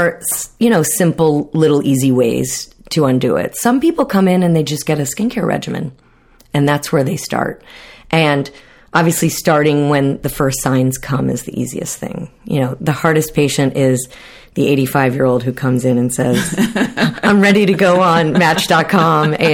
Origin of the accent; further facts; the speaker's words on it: South Florida, United States; growing up in South Florida